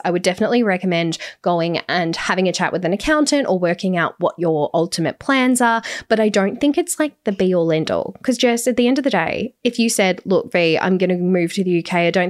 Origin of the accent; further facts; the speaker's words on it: Australia; And the reason for that is because I'm only Australian.